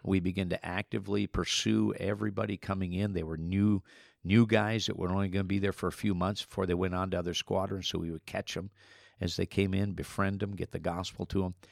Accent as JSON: {"language": "English", "region": "Minnesota", "country": "United States", "tie": "born or raised there", "said": "I grew up in Minnesota as a farm boy."}